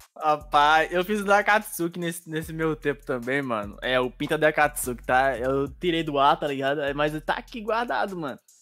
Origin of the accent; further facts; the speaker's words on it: Bahia, Brazil; Eu sou da Bahia